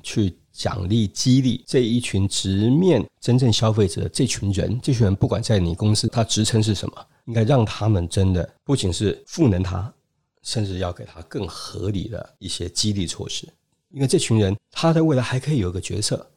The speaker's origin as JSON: {"language": "Chinese", "country": "China", "said": "因为我们中国人特别喜欢社群"}